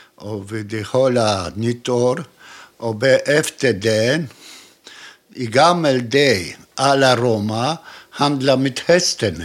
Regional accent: Krakow, Lesser Poland, Poland; Swedish is a second language; also born or lived in Łódź; now in Helsingborg, Sweden; Jag är född i Krakow

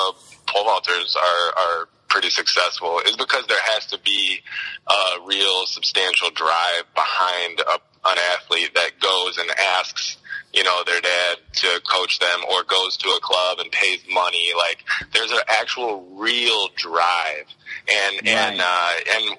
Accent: Naperville, Illinois, United States; also born or lived in Alabama; back up to, Naperville and back to my hometown.

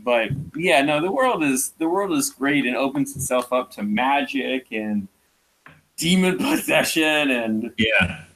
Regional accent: Atlanta, Georgia, United States; I'm from the South, I'm from Atlanta

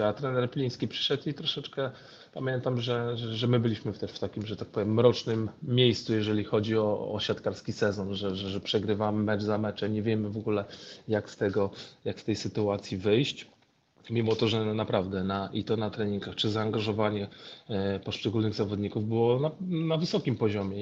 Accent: Gdańsk, Pomeranian Voivodeship, Poland; urodziłem się w Gdańsku, więc, więc jestem Polakiem. Moja mama jest Polką, mój ojciec Senegalczykiem, więc ja gdzieś tam e, urodziłem się, wychowałem się w Polsce

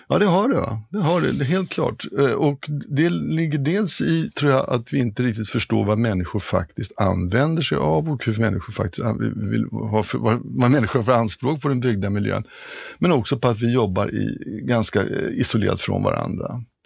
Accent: Stockholm, Stockholm County, Sweden; moved away as an adult; also born or lived in Kiruna; Jag är stockholmare, född stockholmare och eh, har familjen här och mm, har aldrig tänkt flytta på mig

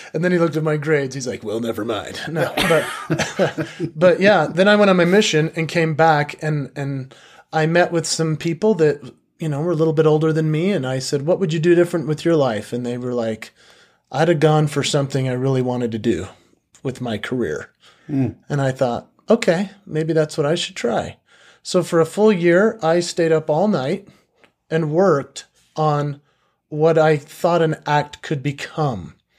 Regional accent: Park City, Utah, United States; also born or lived in Salt Lake City, Utah; I was born in Salt Lake City, but I was raised in Park City. So I I grew up in a very interesting community.

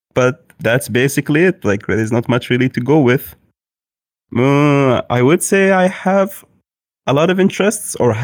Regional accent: Kuwait; I am from Kuwait.

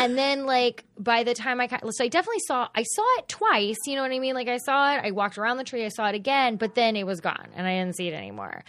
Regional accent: Fort Worth, Texas, United States; I grew up in Fort Worth

